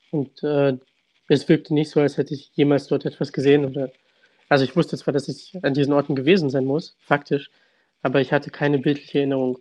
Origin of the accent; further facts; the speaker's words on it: Kharkiv, Kharkiv Oblast, Ukraine; now in Germany; ich wurde in Kharkiv geboren, äh, meine Eltern wurden beide in Kharkiv auch geboren